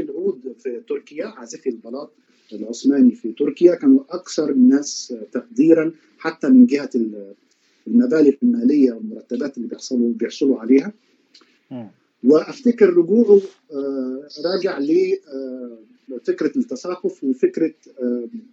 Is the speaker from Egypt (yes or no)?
yes; Egypt; عندنا في مصر